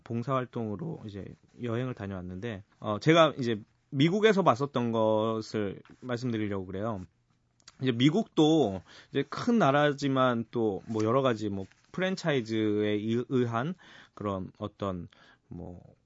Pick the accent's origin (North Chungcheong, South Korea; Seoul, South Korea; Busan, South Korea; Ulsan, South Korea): Seoul, South Korea; 저는 어, 서촌에서 태어나고 자라서 서촌 토박이로서